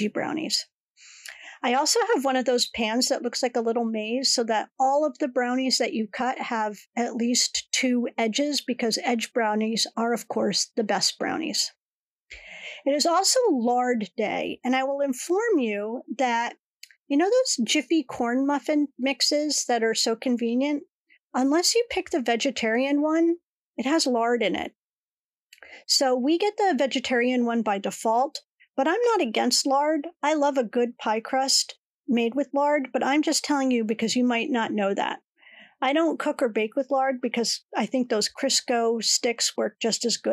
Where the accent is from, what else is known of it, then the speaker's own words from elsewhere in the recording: Connecticut, United States; the skating ponds where I grew up in Connecticut